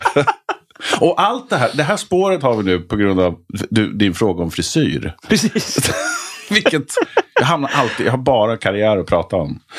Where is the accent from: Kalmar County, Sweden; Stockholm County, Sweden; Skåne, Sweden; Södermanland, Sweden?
Stockholm County, Sweden; Nykvarn; also born or lived in Malmö / Höllviken / Trollhättan; de formativa åren var ju Nykvarn utanför Södertälje. Alltså mm. Alltså tonåren